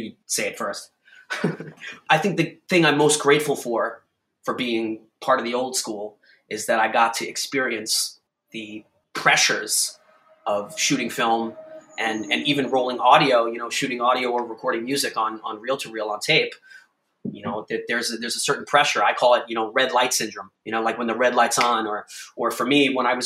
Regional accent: Huntington, New York, United States; my hometown of Huntington

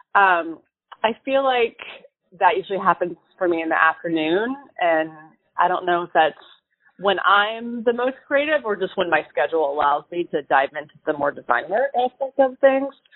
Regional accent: Charlotte, North Carolina, United States; I grew up in Charlotte, North Carolina

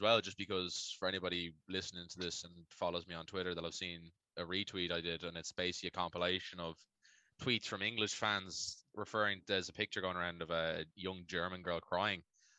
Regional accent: Ireland; We've always got the running team being Irish of like, oh, we don't want to see England go far.

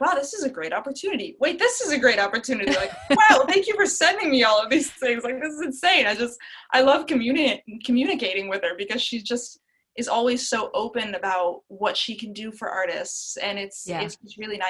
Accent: Alpharetta, Georgia, United States; moved away as an adult; also born or lived in Italy; now in Nashville, United States; I grew up mostly in Alpharetta, Georgia. That's where I went to middle and high school

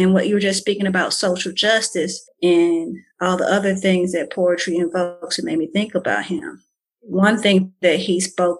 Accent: Bolton, Mississippi, United States; growing up in Bolton, Mississippi.

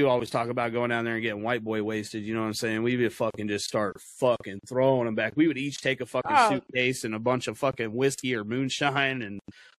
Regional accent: Kansas City, United States; Yeah, I'm from the Midwest. Yeah, I'm from Kansas City. We used to go down to the lake by me

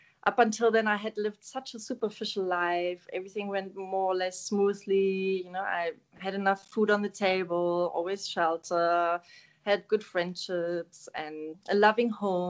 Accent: Germany; first language German; English is a second language; moved away as an adult; now in South Africa; I'm German. So I was born and raised in Germany, Northern Germany, close to Hamburg

